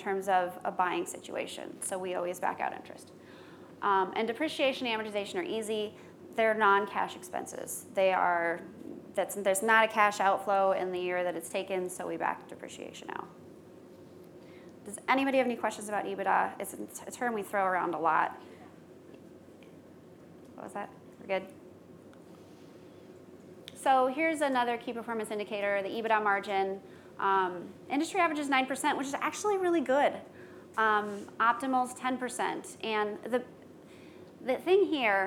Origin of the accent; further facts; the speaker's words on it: Midwest, United States; I'm from the Midwest